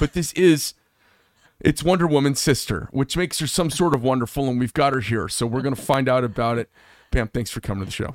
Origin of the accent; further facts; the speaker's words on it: Scottsdale, Arizona, United States; I grew up in Scottsdale as well